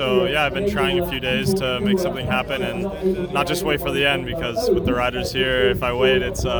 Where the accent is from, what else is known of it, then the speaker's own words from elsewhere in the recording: Rutland, East Midlands, United Kingdom; long way from home. I'm from Rutland originally.